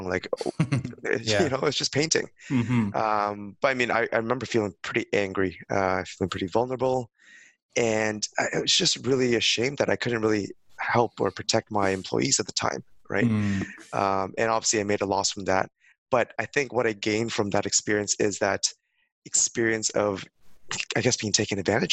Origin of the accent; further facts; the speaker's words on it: Mississauga, Ontario, Canada; moved away as an adult; also born or lived in Hong Kong / Toronto / Birmingham / London; now in Singapore; I'm originally from Hong Kong, born there, but I immigrated to Canada when I was 5 years old. So I'm actually from Mississauga, Ontario, raised there basically